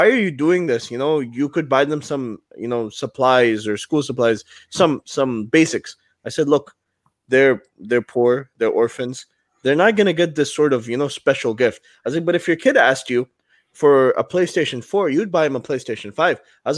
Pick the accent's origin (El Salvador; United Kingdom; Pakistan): Pakistan; You're from Puerto Rico. We're from Pakistan, stuff like that.